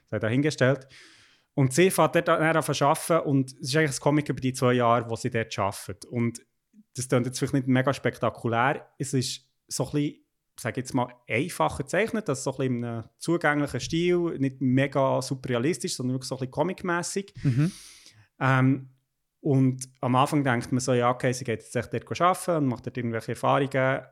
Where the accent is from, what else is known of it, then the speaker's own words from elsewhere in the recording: Bern, Switzerland; moved away; also born or lived in Basel; als Berner